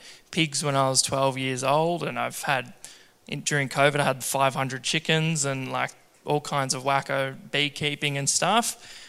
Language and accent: English; Geelong, Victoria, Australia; also born or lived in Maude, Victoria; we moved out from Geelong, grew up just on Marshall Street near born and bred there, and we moved out to Maud in the country.